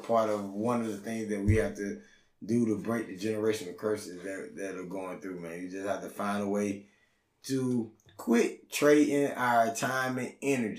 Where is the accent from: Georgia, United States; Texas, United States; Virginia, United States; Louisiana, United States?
Georgia, United States; Auburn; I'm from Atlanta, nigga. I'm from Auburn.